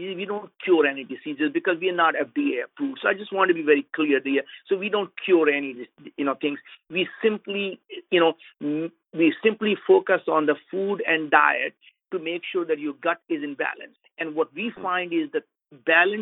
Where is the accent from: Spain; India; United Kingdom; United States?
India; As being an Indian